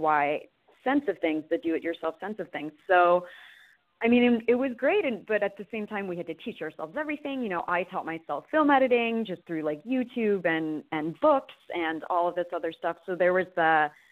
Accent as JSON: {"language": "English", "town": "Baltimore", "region": "Maryland", "country": "United States", "tie": "born or raised there", "said": "I was born and raised in Baltimore"}